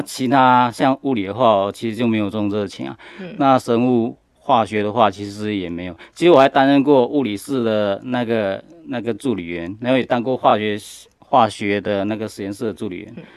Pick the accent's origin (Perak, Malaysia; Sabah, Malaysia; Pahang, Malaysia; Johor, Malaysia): Johor, Malaysia; Senggarang; moved away as an adult; also born or lived in United States; now in Taiwan; 我来自马来西亚柔佛州的一个小镇，叫新加兰。那我小时候是在马来西亚长大的，然后我是国中跟高中是读巴杜巴巴峡的那个华人中学